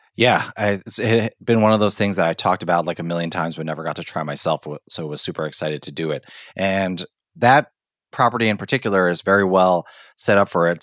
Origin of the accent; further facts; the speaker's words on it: Hong Kong; moved away; growing up in Hong Kong